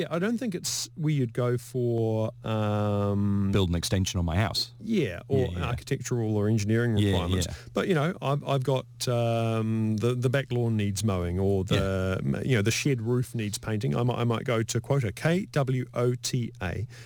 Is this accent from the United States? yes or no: no; Lower Hutt, Wellington, New Zealand; I'm from Lower Hutt, so I'm going.